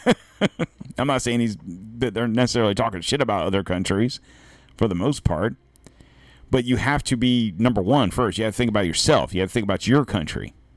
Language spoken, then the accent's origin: English; United States; as an American